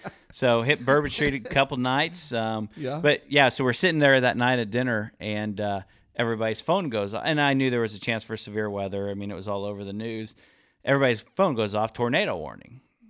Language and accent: English; Kansas, United States; I'm from Kansas.